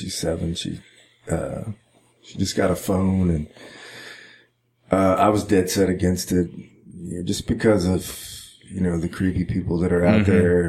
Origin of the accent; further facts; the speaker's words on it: Caldwell, Texas, United States; it's about my hometown, right. Caldwell, Texas.